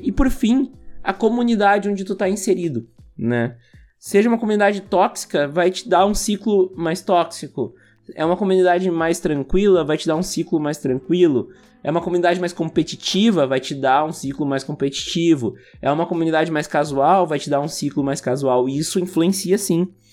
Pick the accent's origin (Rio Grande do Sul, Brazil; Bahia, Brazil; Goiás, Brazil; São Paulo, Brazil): Rio Grande do Sul, Brazil; Montenegro; E a gente cresceu ouvindo aqui em Montenegro